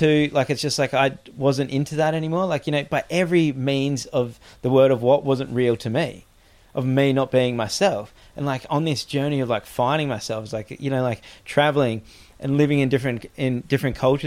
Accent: Gold Coast, Queensland, Australia; moved away; I grew up on the Goldie and then lived overseas, and I couldn't live back there

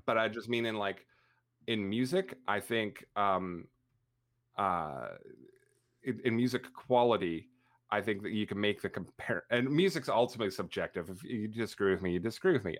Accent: Canada; I'm Canadian, 'cause up here we have a band called

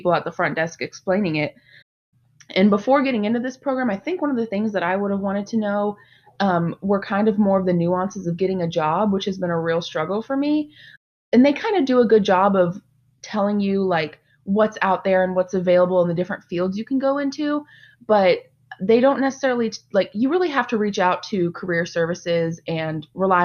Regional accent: Mesquite, Texas, United States; I am actually originally from Dallas, specifically a suburb, Mesquite. I was born and raised

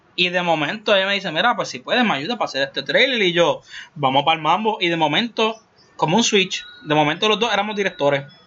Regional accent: Puerto Rico; como boricua al fin

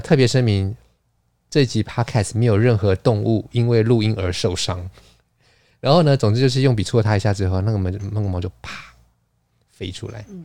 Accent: Taiwan; 我们台湾人说守旧，烧酒，烧酒，我们很可能烧酒，传统就是米酒

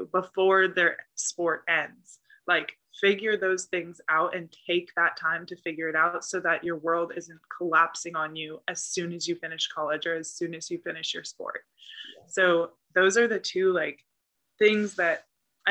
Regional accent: the Bay Area, California, United States; I'm from the Bay

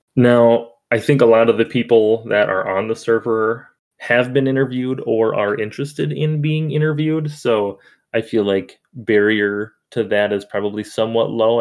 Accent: Minnesota, United States; I was born in December, so and in Minnesota, so I generally like the snow and stuff.

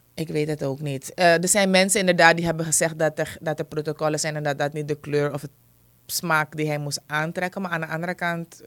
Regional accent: Suriname; als Surinamer

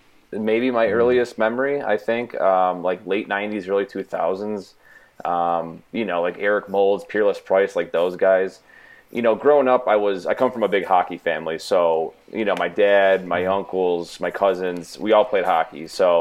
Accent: Buffalo, New York, United States; born and raised in Buffalo, New York. Went to high school here, went to college here

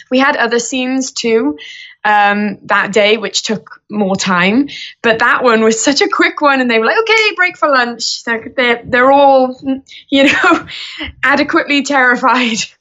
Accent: Wales, United Kingdom; I say from the UK, but I am from Wales

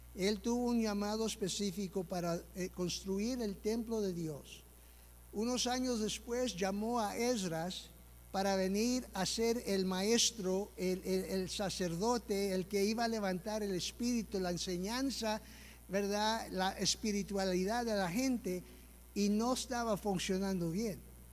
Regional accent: United States; Soy yo que nací aquí en los Estados Unidos

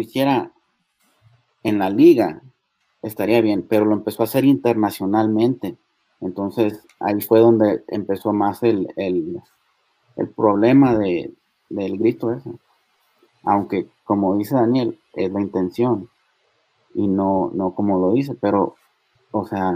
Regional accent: Mexico; nosotros como mexicanos

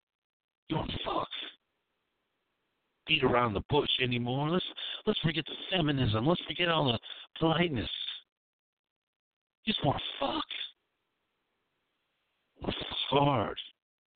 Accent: United States; I'm American

